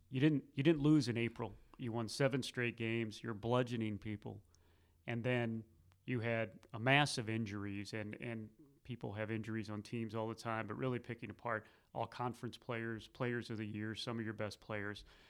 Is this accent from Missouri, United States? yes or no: yes; Missouri, United States; now in North Carolina, United States; growing up in Missouri and then being out here in North Carolina for, for twenty years